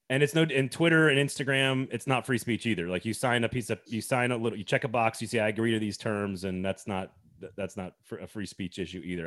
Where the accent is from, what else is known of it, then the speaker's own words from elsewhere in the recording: Texas, United States; moved away; I lived in Texas, growing up in Texas